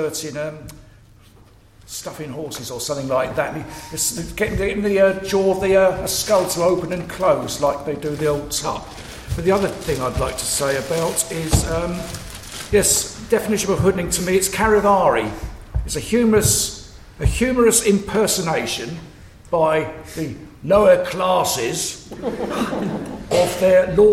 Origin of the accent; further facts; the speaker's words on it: Hampshire, South East England, United Kingdom; moved away as an adult; now in Kent, United Kingdom; I come from Hampshire originally. I've lived in Kent for 30 years.